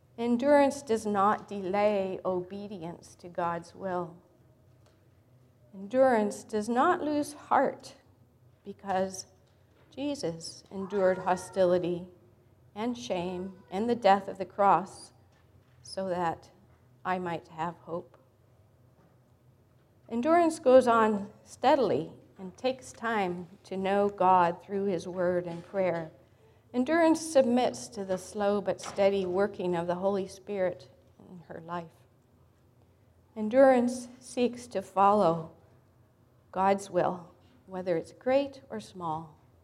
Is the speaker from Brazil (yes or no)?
no; Sudan; born there; also born or lived in Africa; I grew up as a missionary kid in Africa. I was born in Sudan back in the 1950s.